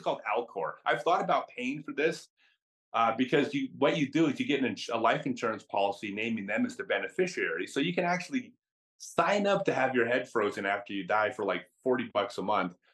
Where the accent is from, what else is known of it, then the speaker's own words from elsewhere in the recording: United States; I'm American